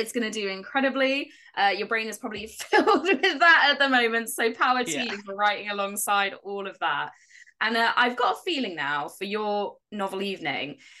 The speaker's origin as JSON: {"language": "English", "town": "Dorchester", "region": "South West England", "country": "United Kingdom", "tie": "born or raised there", "said": "I grew up in Dorchester. I lived very close to Max Gate"}